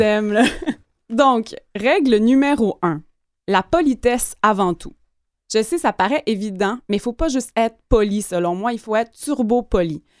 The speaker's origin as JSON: {"language": "French", "area": "Gaspésie", "region": "Quebec", "country": "Canada", "moved": "yes", "said": "je viens de la Gaspésie, donc encore une fois, une région assez éloignée"}